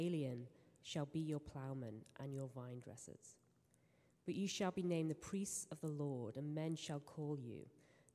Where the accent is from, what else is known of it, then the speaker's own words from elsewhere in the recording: England, United Kingdom; moved away; I am English